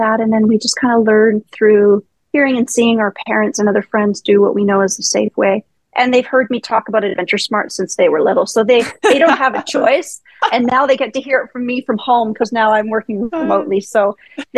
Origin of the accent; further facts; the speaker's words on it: Ontario, Canada; moved away as an adult; now in British Columbia, Canada; we weren't an outdoorsy family growing up in Ontario